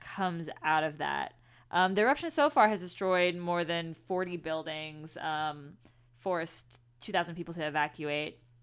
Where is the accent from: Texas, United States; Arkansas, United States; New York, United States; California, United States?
Texas, United States; Houston; I grew up in Houston, so Santa Fe is very, very close to home.